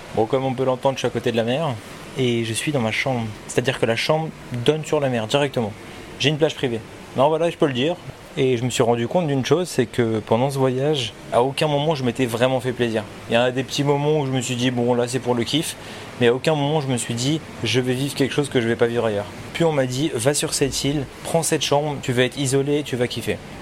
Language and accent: French; France; en tant que Français